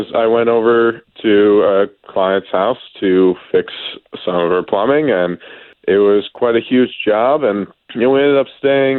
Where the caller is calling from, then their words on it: Apopka, Florida, United States; I'm from Apopka.